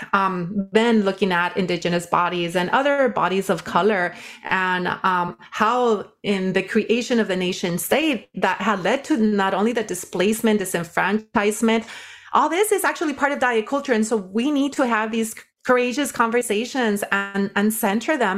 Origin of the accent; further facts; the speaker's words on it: Watsonville, California, United States; also born or lived in Nayarit, Mexico; I was raised in, uh, Watsonville, California. Grew up working in the field